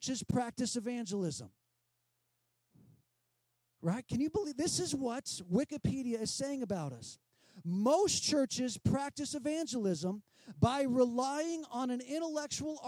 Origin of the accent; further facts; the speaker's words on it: San Diego, California, United States; I grew up in San Diego